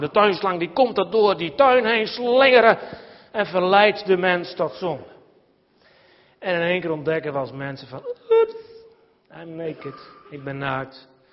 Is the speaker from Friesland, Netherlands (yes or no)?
yes; Nijbeets, Friesland, Netherlands; het zaterdagmiddag voetbalteam, Blue Boys naar Beets, waar ik ben opgegroeid